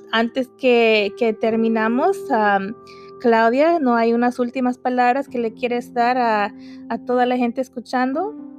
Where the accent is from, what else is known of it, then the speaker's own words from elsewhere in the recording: United States; mis papás no son de aquí, pero yo soy de aquí.